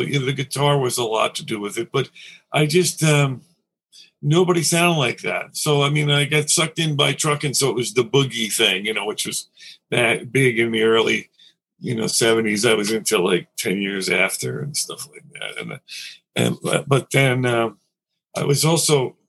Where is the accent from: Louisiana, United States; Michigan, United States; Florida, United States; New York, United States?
New York, United States; New York City; also born or lived in Nassau County, Long Island; I grew up in Queens in Astoria, and we moved out to Nassau County, to Long Island